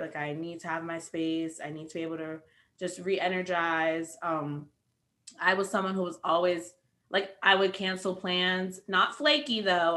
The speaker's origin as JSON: {"language": "English", "town": "New York City", "region": "New York", "country": "United States", "said": "I'm also from New York City."}